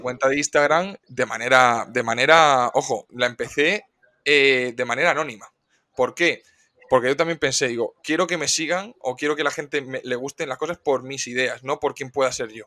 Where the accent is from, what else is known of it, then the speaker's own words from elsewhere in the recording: Cartagena, Region of Murcia, Spain; soy un chico de Cartagena, tengo 26 años